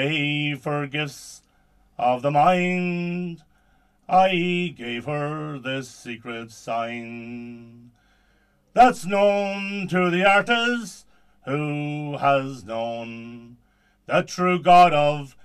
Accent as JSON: {"language": "English", "town": "Drumreilly", "region": "Connacht", "country": "Ireland", "said": "I'm from Drumreilly in Leitrim"}